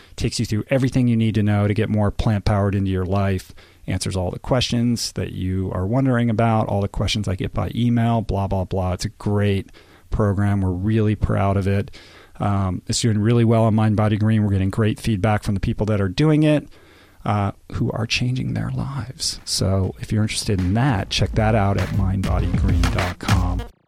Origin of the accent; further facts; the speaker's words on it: Washington, District of Columbia, United States; moved away; D C, my hometown